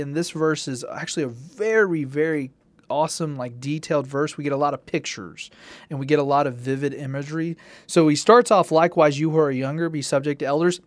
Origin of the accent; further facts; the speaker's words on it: Tennessee, United States; growing up in Tennessee and good Southern culture